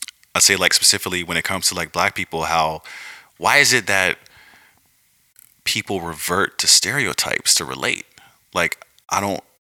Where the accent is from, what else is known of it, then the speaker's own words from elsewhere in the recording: Wilmington, North Carolina, United States; also born or lived in Riegelwood, North Carolina; part Wilmington, North Carolina, part small town called Riegelwood that no one has ever heard